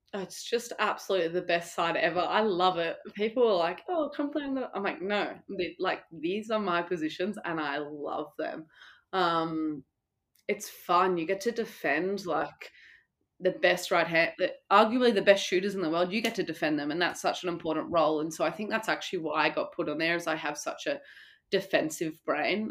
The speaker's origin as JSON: {"language": "English", "country": "Australia", "also_born_or_lived": "Italy", "moved": "yes"}